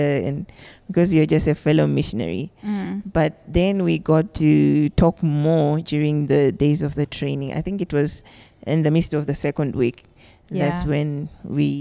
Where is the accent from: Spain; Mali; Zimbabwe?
Zimbabwe; moved away as an adult; now in Congo; I come from Zimbabwe.